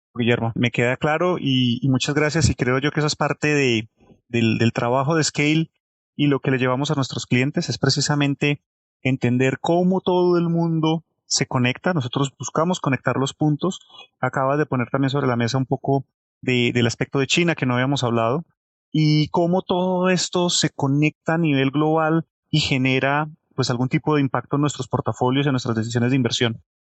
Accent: Colombia; como colombianos

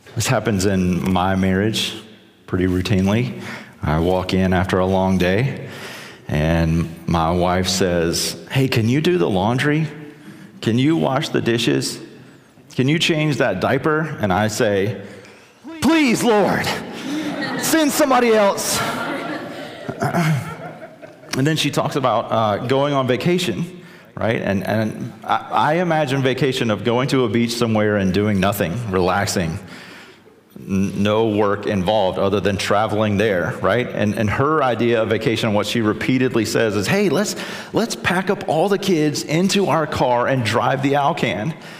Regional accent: South Carolina, United States; I'm from South Carolina

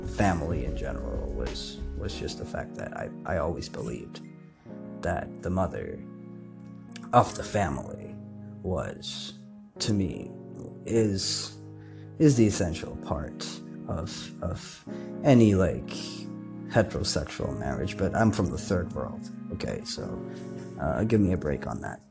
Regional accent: Kathmandu, Bagmati, Nepal; growing up in Nepal and in Kathmandu

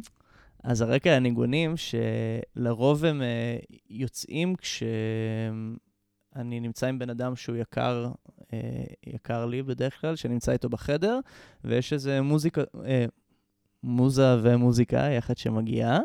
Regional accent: Jerusalem, Jerusalem District, Israel; אני כאן מירושלים, בן 26, עוד שבועיים, ואני למדתי כאן בירושלים

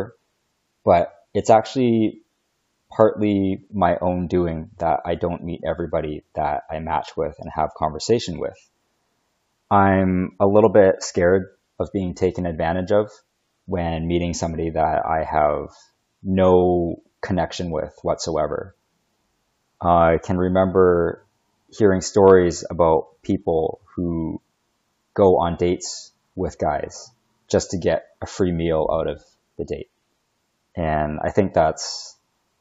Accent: Canada; I know I'm Chinese, but I grew up in Canada

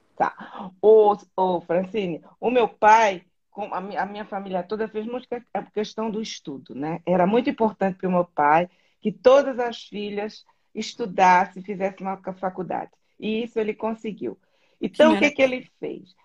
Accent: Florianópolis, Santa Catarina, Brazil; now in Germany; eu nasci na ilha que eu, eu, considero a ilha mais bonita do Brasil que é a Florianópolis

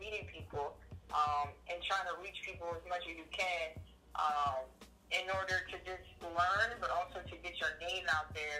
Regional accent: Pennsylvania, United States; moved away as an adult; also born or lived in Auburn, Alabama / Denver, Colorado; now in Harrisonburg, United States; I'm originally from Pennsylvania

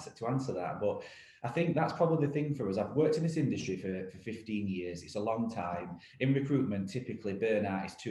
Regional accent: Rotherham, Yorkshire and the Humber, United Kingdom; We're an independent recruitment business based in Rotherham, my hometown

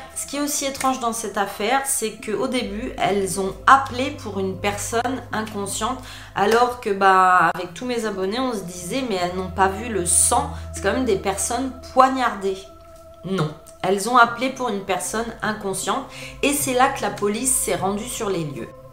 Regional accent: France; je suis française

